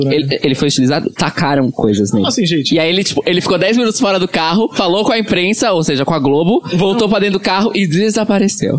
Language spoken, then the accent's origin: Portuguese; Baixada Santista, São Paulo, Brazil; nós que somos da Baixada